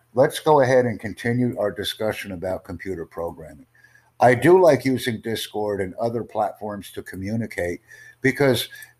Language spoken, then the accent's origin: English; United States; You know where I'm from. You can tell by my English. Please.